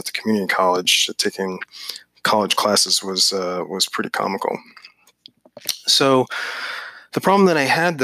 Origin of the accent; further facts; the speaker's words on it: Northern Virginia, United States; I grew up in Northern Virginia